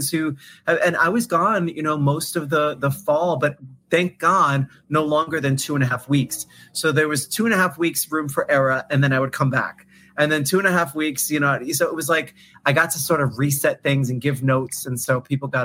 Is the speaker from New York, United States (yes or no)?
yes; New York, United States; when I first moved here, I didn't have a license because I was from New York